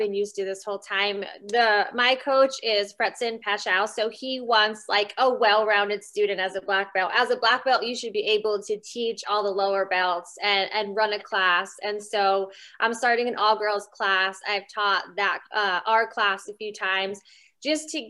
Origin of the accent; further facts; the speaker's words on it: small town outside Reading, Pennsylvania, United States; moved away; originally I'm from Pennsylvania. It's Reading. It's like an hour and 15 minutes outside of Philly. Mm-hmm. But like I grew up in a small town outside of there.